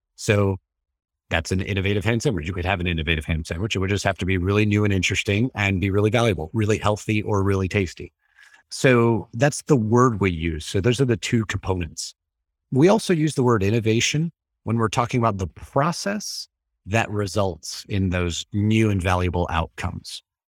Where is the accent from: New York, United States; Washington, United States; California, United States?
New York, United States; New York City; moved away as an adult; also born or lived in Tampa, Florida; now in Melbourne, Florida, United States; Originally from New York City